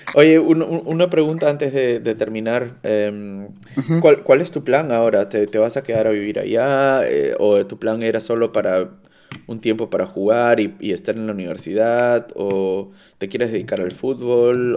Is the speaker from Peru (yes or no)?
yes; Peru; now in Cologne, Germany; yo soy de Perú